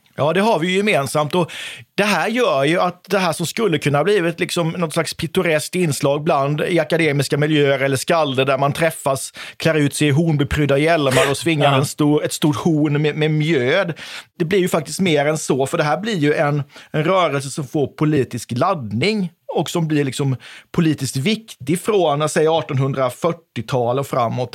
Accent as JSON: {"language": "Swedish", "town": "Oskarshamn", "region": "Kalmar County", "country": "Sweden", "tie": "born or raised there", "moved": "yes", "lives_now": "Växjö, Sweden", "said": "Jag är född och uppvuxen i Oskarshamn, en plats som tidigare hette Döderhultsvik."}